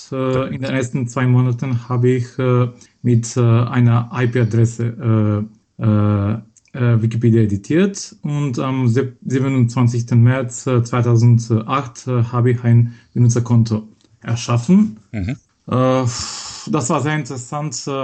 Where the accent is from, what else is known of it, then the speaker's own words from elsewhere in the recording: Skopje, North Macedonia; German is a second language; äh, aus Skopje, Mazedonien. Äh, ich wurde 1990 geboren in Skopje und ich bin in derselben Stadt aufgewachsen.